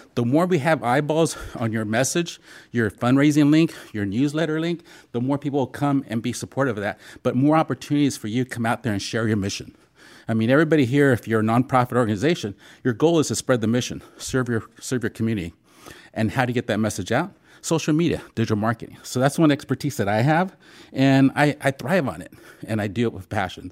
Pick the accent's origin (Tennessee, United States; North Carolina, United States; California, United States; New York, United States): California, United States; San Diego; I'm born and raised in San Diego